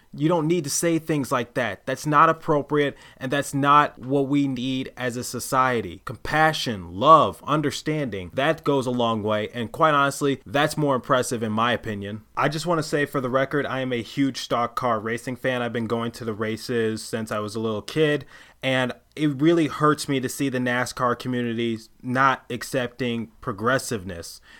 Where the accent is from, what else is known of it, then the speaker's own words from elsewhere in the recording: Detroit, Michigan, United States; I am from Detroit